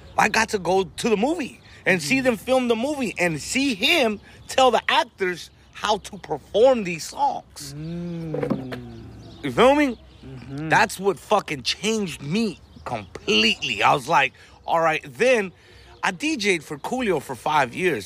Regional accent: Compton, California, United States; first language Spanish; English is a second language; also born or lived in Watts, Los Angeles; I'm from Compton, but we live right here in front of the Watts Towers

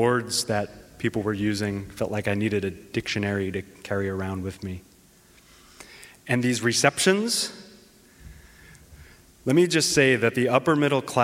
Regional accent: Hazleton, Pennsylvania, United States; moved away; I'm from northeastern Pennsylvania, a city called Hazleton

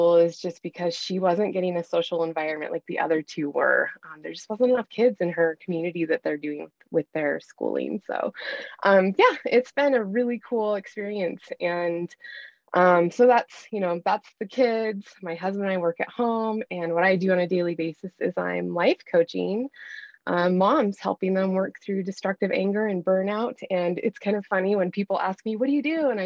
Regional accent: Bozeman, Montana, United States; I've born and raised in Montana. I've lived in Bozeman most of my life

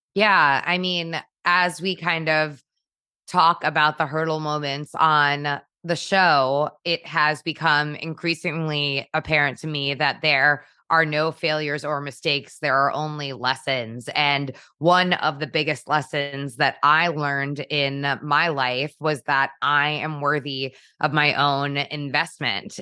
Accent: Trumbull, Connecticut, United States; I born and raised in Trumbull, Connecticut

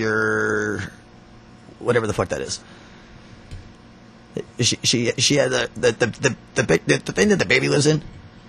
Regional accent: Florida, United States; also born or lived in Connecticut; I was born in Connecticut. I'm a Florida boy.

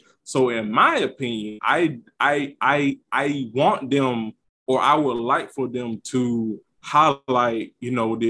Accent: the South, United States; I'm from the South. I'm, like, from the sticks.

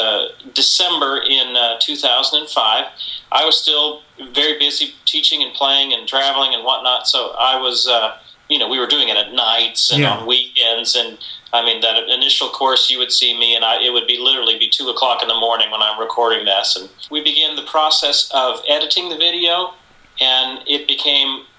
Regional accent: San Antonio, Texas, United States; moved away as an adult; now in Nashville, United States; I was from San Antonio, Texas, and was working there

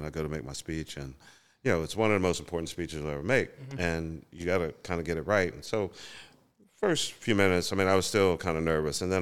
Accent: Philadelphia, Pennsylvania, United States; born or raised there

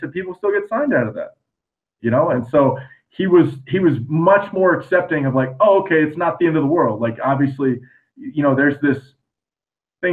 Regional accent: Florida, United States; I'm from the small town of Florida

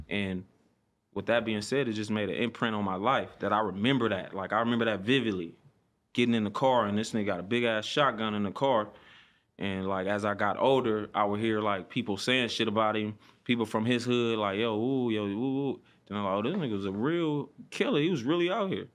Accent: Compton, California, United States; I'm from Compton, yep. Um, born and raised

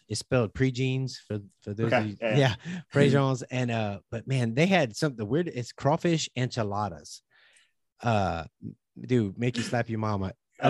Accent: Lafayette, Louisiana, United States; now in Oklahoma, United States; So I'm from South Central Louisiana, Lafayette, where people talk like this and like that. They got a good accent.

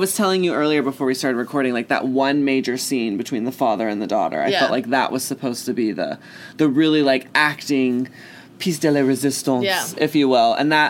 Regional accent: Texas, United States; I'm from Texas

